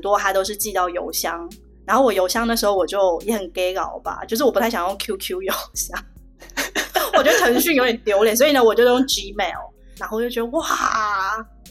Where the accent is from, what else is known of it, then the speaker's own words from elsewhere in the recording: Taiwan; moved away as an adult; now in Shanghai, China; 我在台湾出生长大